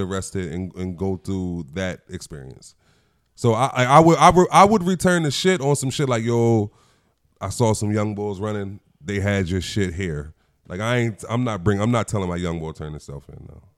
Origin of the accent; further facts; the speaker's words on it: Chester, Pennsylvania, United States; I'm a nigga from Chester.